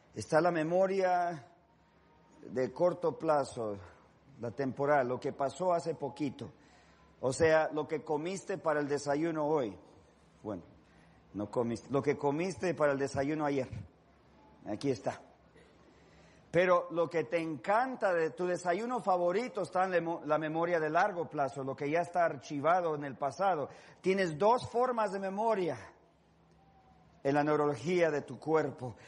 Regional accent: Los Angeles, California, United States; yo soy de Los Ángeles

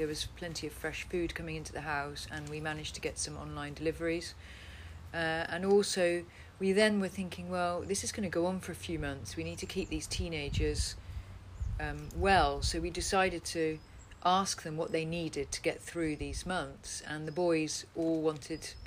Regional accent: Netherlands; moved away; my Dutch ballet friends from when I was brought up in Holland

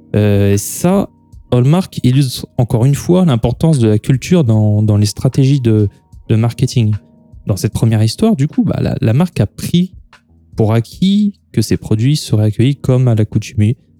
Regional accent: France; nous sommes des Gaulois réfractaires

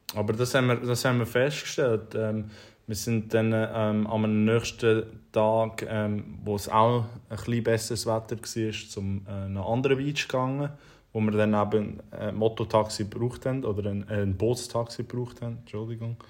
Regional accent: Switzerland; wir eben in der Schweiz

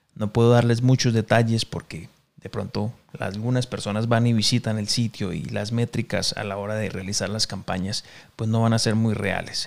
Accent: Cali, Valle del Cauca, Colombia; now in Mexico City, Mexico; Yo soy de Cali, Colombia. En este momento estoy viviendo en la Ciudad de México

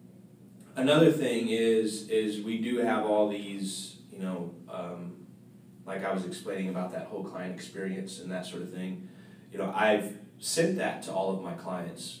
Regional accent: St. Petersburg, Florida, United States; I'm originally from St. Pete, Tampa area

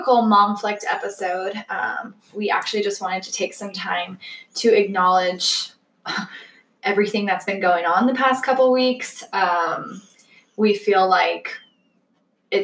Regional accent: Parker, Colorado, United States; we grew up in Parker, Colorado

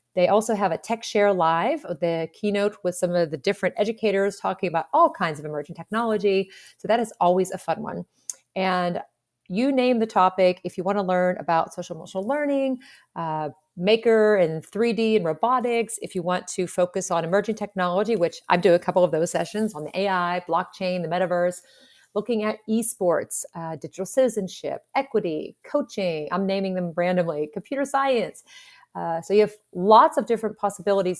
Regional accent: Pittsburgh, Pennsylvania, United States; I'm from Pittsburgh

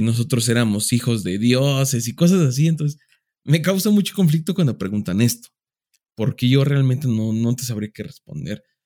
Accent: Mexico; somos muy mexicanos

